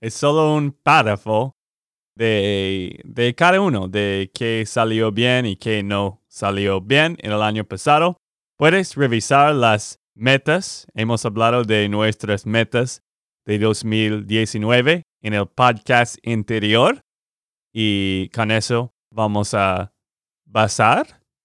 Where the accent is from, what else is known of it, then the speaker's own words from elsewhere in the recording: Texas, United States; de Texas, Estados Unidos